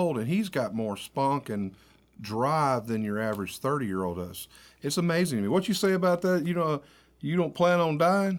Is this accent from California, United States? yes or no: no; Warren, Arkansas, United States; We're both from Warren, Arkansas originally, which is close to Pine Bluff.